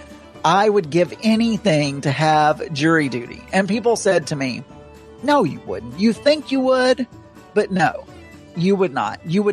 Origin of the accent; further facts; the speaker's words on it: the South, United States; accent: Southern; also born or lived in England; I lost a little bit of my Southern accent